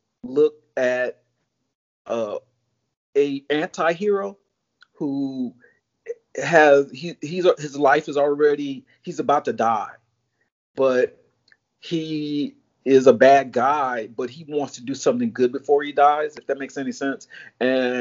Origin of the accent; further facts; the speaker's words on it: Chicago, Illinois, United States; moved away as an adult; also born or lived in California; now in Florida, United States; I'm originally from Chicago